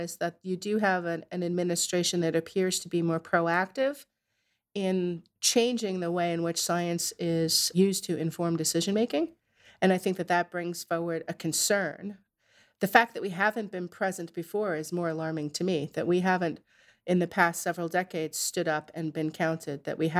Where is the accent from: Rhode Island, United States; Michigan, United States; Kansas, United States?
Rhode Island, United States; Narragansett; So I grew up in Narragansett in Rhode Island